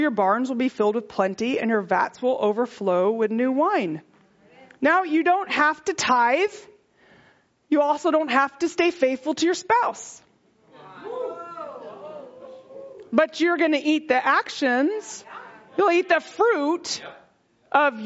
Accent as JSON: {"language": "English", "region": "Texas", "country": "United States", "said": "I'm from Texas"}